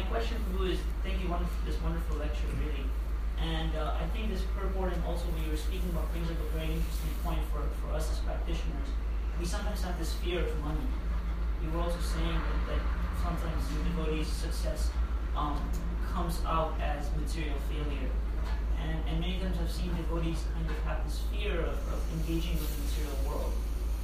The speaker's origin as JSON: {"language": "English", "town": "Chicago", "region": "Illinois", "country": "United States", "said": "I come from Chicago"}